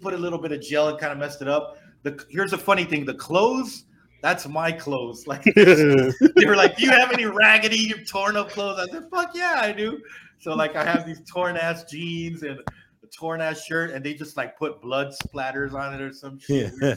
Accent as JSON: {"language": "English", "area": "the Rio Grande Valley", "region": "Texas", "country": "United States", "said": "when I was in high school in the mid-90s"}